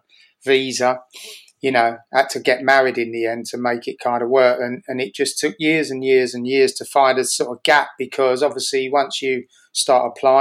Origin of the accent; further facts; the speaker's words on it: London, United Kingdom; moved away as an adult; now in New York, United States; I was born in Tottenham, and I lived in the place next to Tottenham called Edmonton. I lived there my whole life till I was 40.